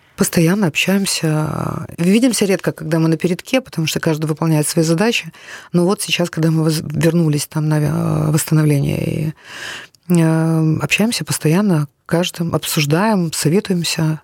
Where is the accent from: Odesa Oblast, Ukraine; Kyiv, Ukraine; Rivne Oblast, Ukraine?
Kyiv, Ukraine; first language Russian; я киевлянка, украинка. Я ходила в Украину в украинскую школу